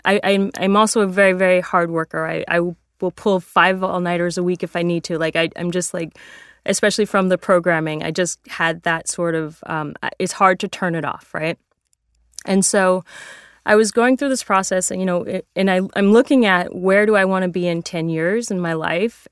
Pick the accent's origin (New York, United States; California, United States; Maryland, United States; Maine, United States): California, United States; San Francisco; I grew up in San Francisco.